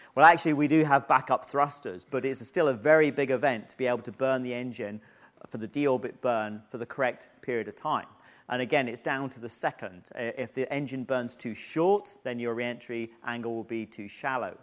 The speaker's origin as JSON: {"language": "English", "country": "United Kingdom", "said": "being selected as a British astronaut"}